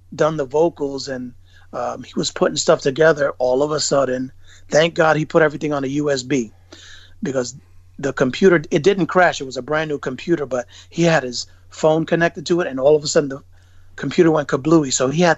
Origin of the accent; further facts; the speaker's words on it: New York City, New York, United States; I'm from Bushwick originally.